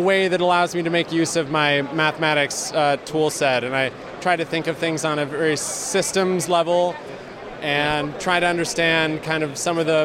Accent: Burlington, Vermont, United States; also born or lived in Ohio; now in Nashville, United States; I was born in Ohio, but I grew up in Burlington, Vermont

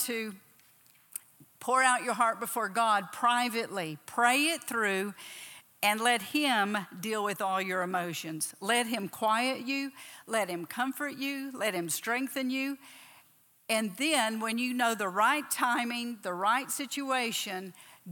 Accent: Texas, United States; moved away as an adult; also born or lived in Oklahoma / South Africa; I was born down here in Oklahoma, raised in Texas.

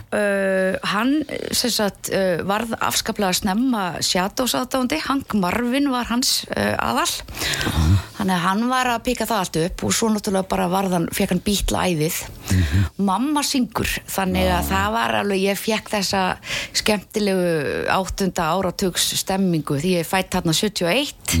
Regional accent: Keflavík, Southern Peninsula, Iceland; also born or lived in Hafnarfjörður; ég er uppalinn í Keflavík

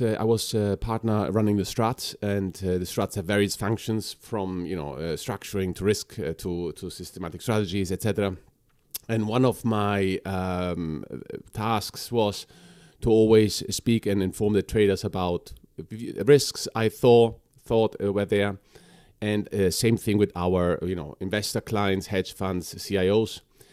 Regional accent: Chile; moved away as an adult; also born or lived in Bolivia; So we are, as a family, we're Germans, but from South America. So I grew up in Chile and Bolivia.

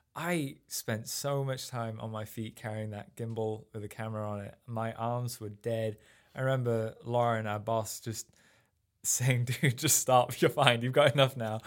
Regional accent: Sheffield, Yorkshire and the Humber, United Kingdom; moved away as an adult; also born or lived in Rotherham; now in United States; I grew up in uh, just outside of Sheffield in England, which is up in the north

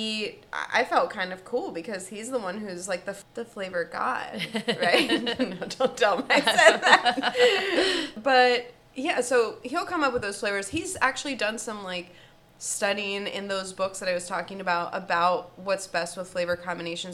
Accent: Washington Crossing, Pennsylvania, United States; moved away as an adult; also born or lived in Vail / Martha's Vineyard / Philadelphia / Yardley, Pennsylvania, United States; I grew up in Washington Crossing, and I moved around to a couple of places

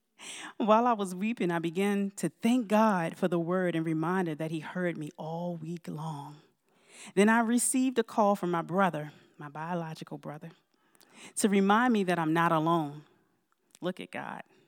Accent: Baltimore, Maryland, United States; moved away; also born or lived in Georgia; I moved to the Valley about four years ago from Georgia. However, I'm originally from Baltimore, Maryland

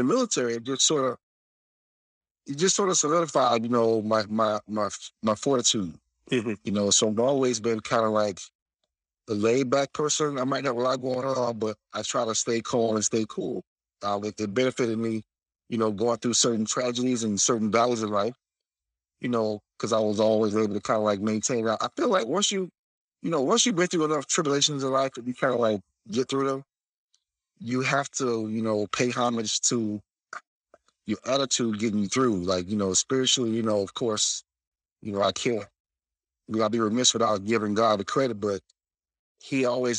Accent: South Florida, United States; moved away as an adult; From South Florida, you know, born and raised in South Florida

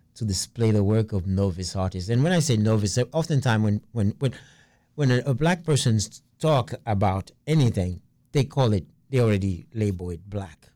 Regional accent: New York City, New York, United States; I'm from Brooklyn

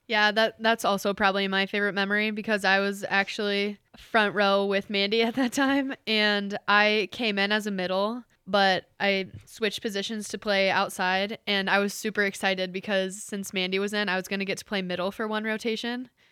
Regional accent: Mason, Ohio, United States; moved away as an adult; now in Hillsdale, United States; I am from Mason, Ohio, which is a suburb outside of Cincinnati

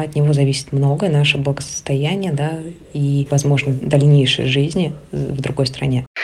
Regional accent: Mytishchi, Moscow Oblast, Russia; moved away as an adult; now in Georgia; Я родилась в России, в городе Мытищи. В начале февраля мы с семьей приняли решение, что хотим пожить у моря, и в числах 15 х уехали в Грузию.

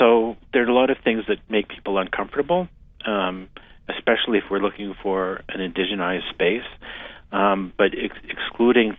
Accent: Edmonton, Alberta, Canada; moved away as an adult; also born or lived in Calgary; now in Regina, Canada; Born and raised in Edmonton, moved to Calgary for about 20 years

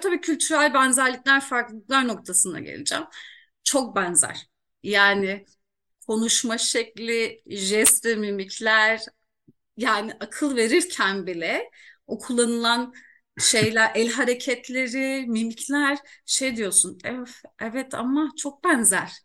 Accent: Iğdır, Turkey; memleketim doğum yerim Iğdır

